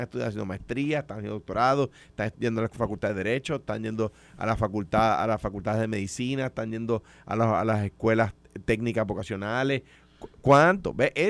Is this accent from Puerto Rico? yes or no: yes; Puerto Rico; pero me pongo a su disposición, por supuesto, eh, como cualquier puertorriqueño debe ponerse.